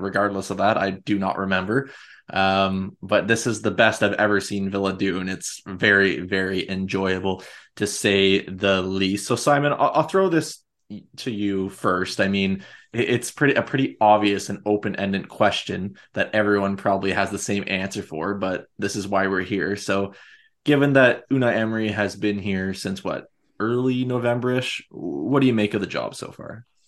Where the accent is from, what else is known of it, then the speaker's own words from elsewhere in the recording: Canada; being Canadian